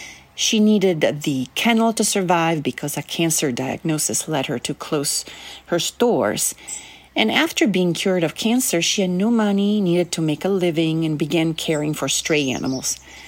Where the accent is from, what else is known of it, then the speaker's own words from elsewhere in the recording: Sicily, Italy; English is a second language; 5 years later in my home country of Italy, on the island of Sicily.